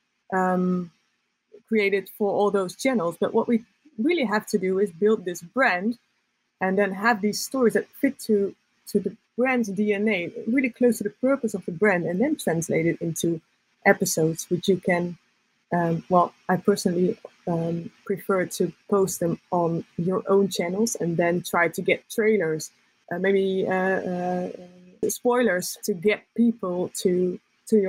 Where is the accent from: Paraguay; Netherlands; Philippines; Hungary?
Netherlands; I'm from the Netherlands